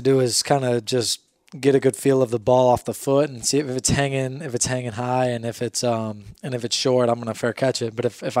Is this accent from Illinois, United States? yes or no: yes; Barrington Hills, Illinois, United States; moved away as an adult; I flew back to Illinois, where I'm from.